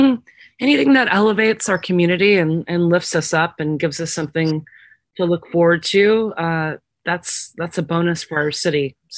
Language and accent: English; Austin, Texas, United States; moved away as an adult; now in Houston, United States; I grew up in Austin. I went to college at University of Texas